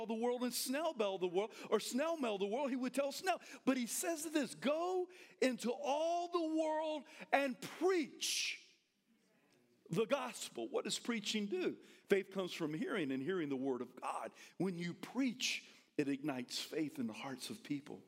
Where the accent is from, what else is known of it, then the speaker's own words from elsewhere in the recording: the South, United States; I'm from the South.